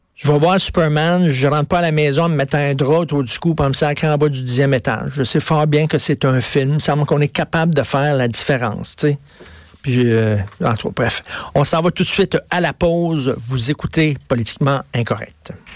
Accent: Montreal, Quebec, Canada; je viens de Verdun, un milieu, puis le coin pauvre de Verdun, c'est un milieu pauvre

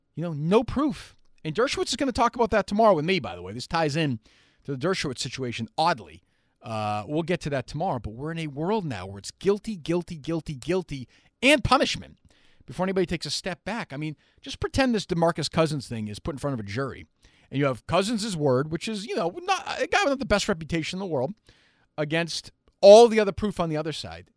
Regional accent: Winchester, Massachusetts, United States; I grew up in Winchester

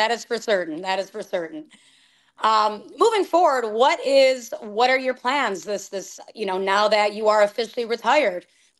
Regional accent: Chicago, Illinois, United States; you know, I'm a Chicagoan, as you know

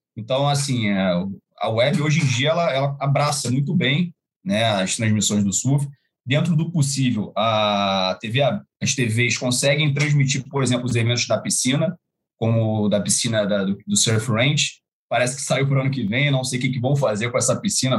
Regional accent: Brazil; como brasileiro

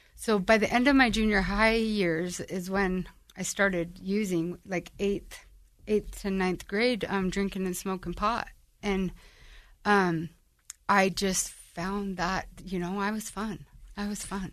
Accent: Ogden, Utah, United States; So, I'm from Ogden. Um, I was born and raised in the area of Ogden

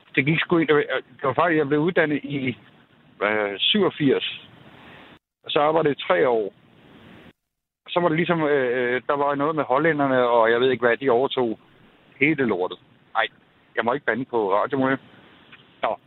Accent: Greve, Zealand, Denmark; moved away; also born or lived in Jutland / Haderslev; jeg er oprindelig fra Greve, øh, men har boet i Jylland i 27 år

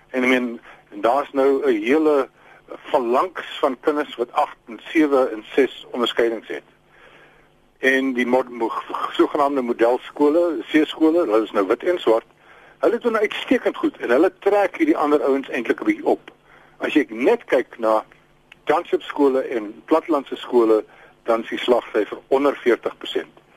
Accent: Free State, South Africa; my tuisprovinsie waar ek gebore is in die Vrystaat

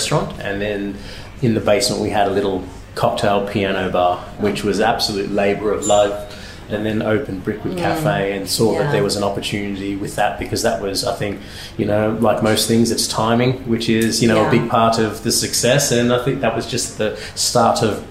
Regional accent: Melbourne, Victoria, Australia; moved away as an adult; now in London, United Kingdom; I'm originally from Melbourne.

